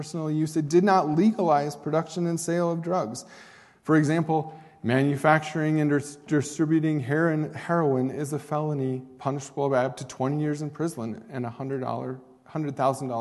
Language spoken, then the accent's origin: English; Oregon, United States; now in Douglas, Wyoming, United States; Oregon, because that is my home state